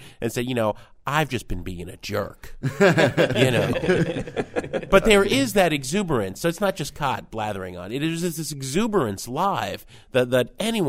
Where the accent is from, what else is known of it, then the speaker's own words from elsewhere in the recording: New Jersey, United States; I grew up in Jersey.